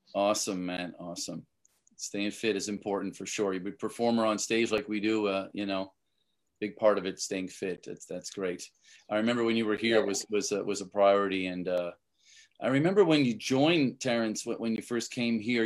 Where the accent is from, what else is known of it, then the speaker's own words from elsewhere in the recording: Canada; I'm from Canada